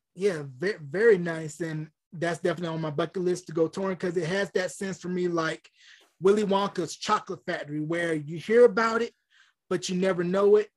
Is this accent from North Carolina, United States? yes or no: yes; North Carolina, United States; now in New Mexico, United States; me growing up in North Carolina